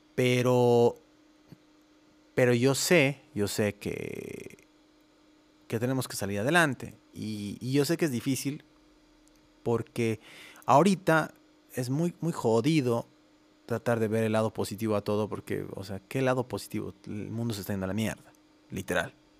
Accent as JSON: {"language": "Spanish", "region": "La Paz", "country": "Bolivia", "tie": "born or raised there", "moved": "as an adult", "lives_now": "Guadalajara, Mexico", "said": "soy boliviano, tengo 36 años, nací en La Paz, Bolivia"}